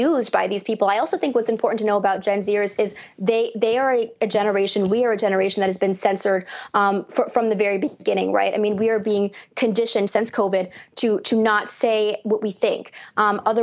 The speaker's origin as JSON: {"language": "English", "region": "North Woods of Wisconsin", "country": "United States", "tie": "born or raised there", "said": "I grew up in the North Woods of Wisconsin"}